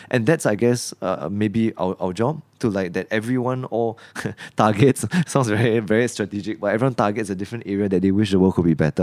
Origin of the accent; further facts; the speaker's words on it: Singapore; growing up in Singapore